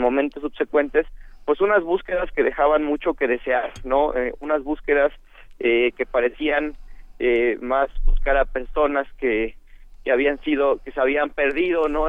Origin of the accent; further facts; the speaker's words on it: Mexico; como sociedad mexicana